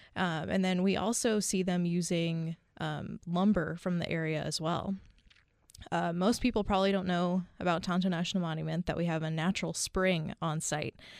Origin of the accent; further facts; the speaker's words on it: Bay Area near San Francisco, California, United States; moved away as an adult; also born or lived in Hawaii; now in Arizona, United States; born and raised in the, the Bay Area near San Francisco.